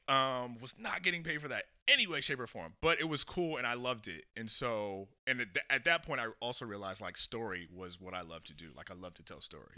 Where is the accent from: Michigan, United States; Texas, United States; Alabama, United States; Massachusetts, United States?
Massachusetts, United States; Springfield; I was born in Springfield, Massachusetts